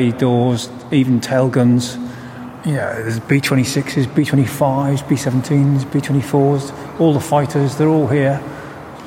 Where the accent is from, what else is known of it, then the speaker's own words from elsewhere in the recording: Merseyside, North West England, United Kingdom; I'm from Merseyside, and Burton Wood, when I was very young, was still operating as a base